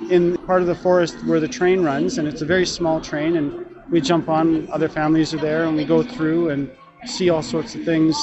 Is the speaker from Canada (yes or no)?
yes; Vancouver, British Columbia, Canada; I come from Vancouver